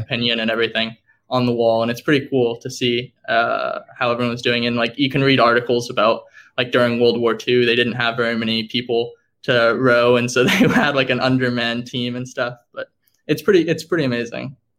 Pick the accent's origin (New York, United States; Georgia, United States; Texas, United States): Texas, United States; Dallas; moved away; I'm from Dallas, Texas.